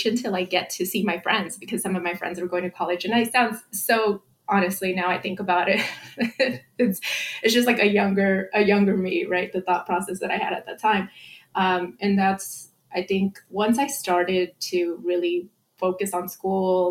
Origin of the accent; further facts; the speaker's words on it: Santa Ana, California, United States; I grew up in Santa Ana.